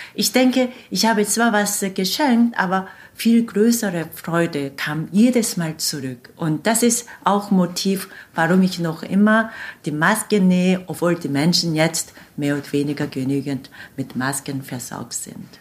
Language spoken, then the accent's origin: German; Seoul, South Korea; German is a second language; moved away as an adult; now in Hanover, Germany; meiner Heimatstadt Saul, die etwa 10 Millionen Einwohner